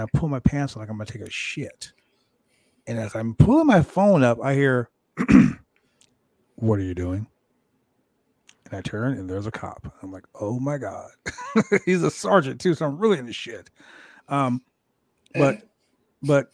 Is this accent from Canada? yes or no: yes; Calgary, Alberta, Canada; I was born in Calgary